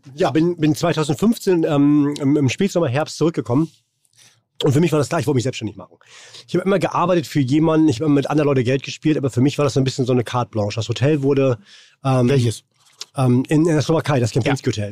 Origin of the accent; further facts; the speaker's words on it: Rostock, Mecklenburg-Vorpommern, Germany; now in Hamburg, Germany; Aus Warnemünde. An der Ostsee.